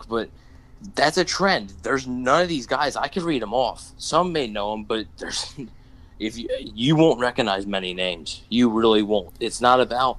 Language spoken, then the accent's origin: English; Philadelphia, Pennsylvania, United States; I'm from Philly